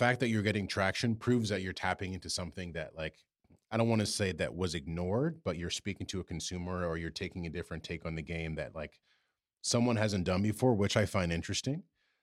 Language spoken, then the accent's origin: English; New York, United States; And especially as a New Yorker where our courses are packed and it's hard to get a tee time